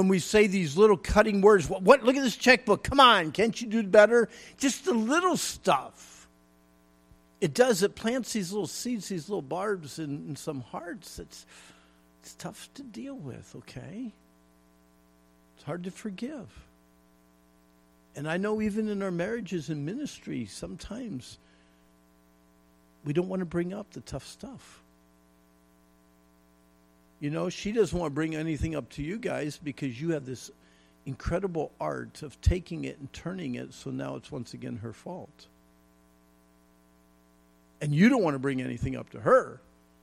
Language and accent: English; Pennsylvania, United States; When I was a kid growing up in Pennsylvania